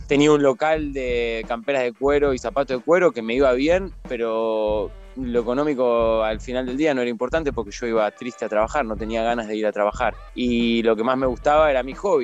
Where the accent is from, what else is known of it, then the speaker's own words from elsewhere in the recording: Argentina; moved away as an adult; now in Israel; siendo argentino lo viví como argentino toda mi vida